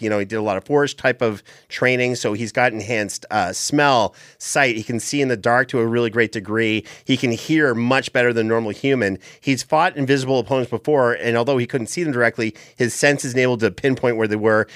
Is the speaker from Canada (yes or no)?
yes; Canada; where I grew up in Canada